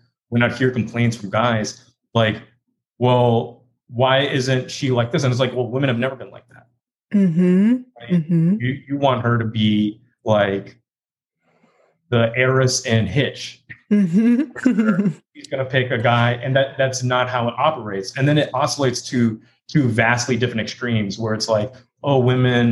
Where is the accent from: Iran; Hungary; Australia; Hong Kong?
Hong Kong; also born or lived in London / Texas; now in New York, United States; I am from London, but I was raised in Hong Kong and then moved to Texas